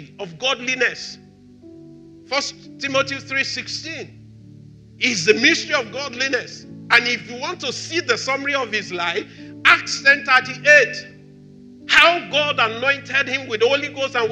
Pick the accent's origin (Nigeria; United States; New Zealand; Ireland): Nigeria; I'm Nigerian.